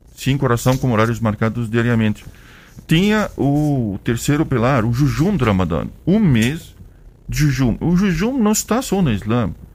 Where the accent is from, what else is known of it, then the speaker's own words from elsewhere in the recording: Egypt; Portuguese is a second language; moved away as an adult; now in Brazil; eu sou do Egito